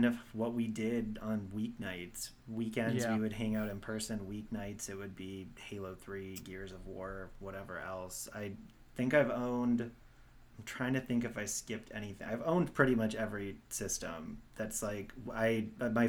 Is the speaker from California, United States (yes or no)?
no; Milwaukee, Wisconsin, United States; I am from Milwaukee, and my family are like Marquette season basketball ticket holders.